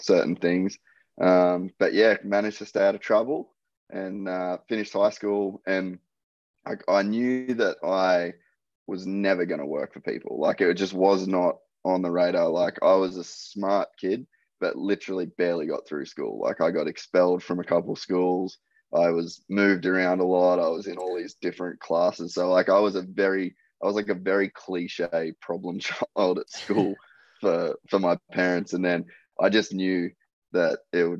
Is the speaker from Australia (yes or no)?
yes; Cairns, Queensland, Australia; moved away as an adult; also born or lived in United States; So I grew up in Cairns in Queensland, real young parents.